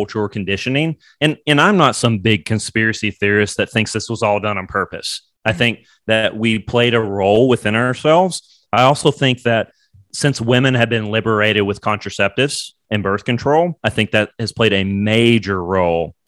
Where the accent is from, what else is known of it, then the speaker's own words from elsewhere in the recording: Bowling Green, Kentucky, United States; moved away; also born or lived in New York; I'm from Bowling Green, Kentucky